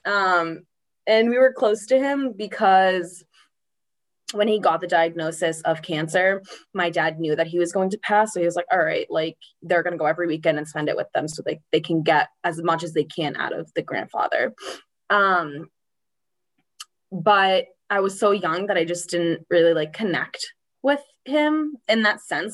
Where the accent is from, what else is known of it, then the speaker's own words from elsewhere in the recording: Norwood, Massachusetts, United States; I grew up in Norwood, Mass. Um, born and raised to live here.